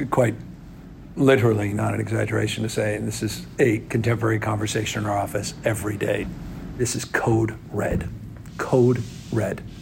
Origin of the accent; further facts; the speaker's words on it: California, United States; express as Californian, not passively any longer.